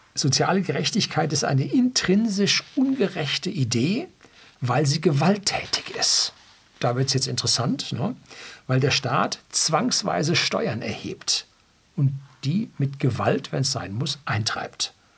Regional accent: Germany; bei uns in Deutschland

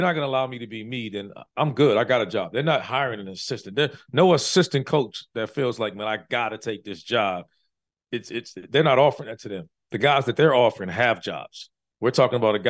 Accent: Washington, District of Columbia, United States; growing up there, growing up in Washington, D.C. is one of the places where it's called Chocolate City

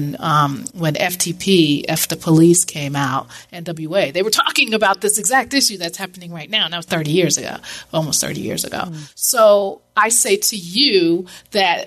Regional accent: New York, United States; now in South Florida, United States; I grew up in New York.

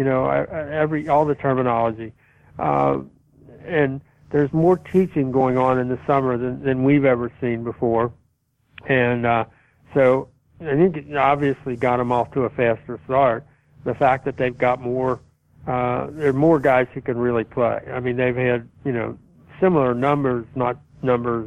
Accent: Kentucky, United States; growing up in Kentucky

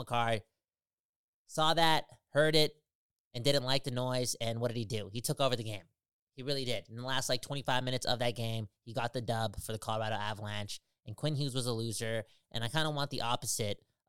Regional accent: Surrey, British Columbia, Canada; we're from Surrey

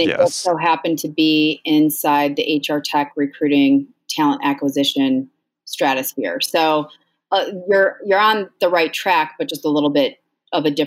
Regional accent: Chicago, Illinois, United States; moved away as an adult; now in Grand Rapids, United States; I'm originally from Chicago

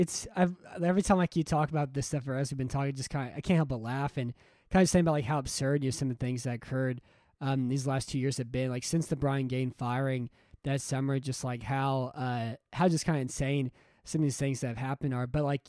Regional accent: Texas, United States; being a Texan

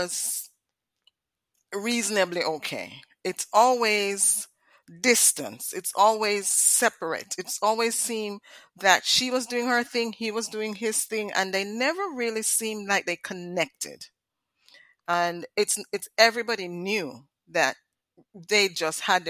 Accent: Jamaica; moved away; we grew up in Jamaica. And you know, the Caribbean, we have certain standards

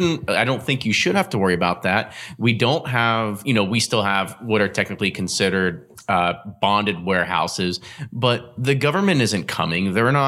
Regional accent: Bardstown, Kentucky, United States; I'm from Bardstown.

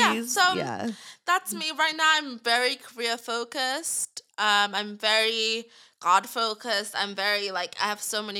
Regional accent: England, United Kingdom; moved away; we're both from England, like we both have the African thing, so we're both Christian and in church

